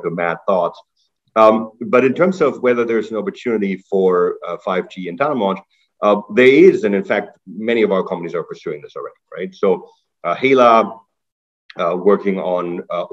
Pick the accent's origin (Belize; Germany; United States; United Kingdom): Germany; moved away as an adult; now in Canada; I'm originally from Germany. I came to Canada to do my undergrad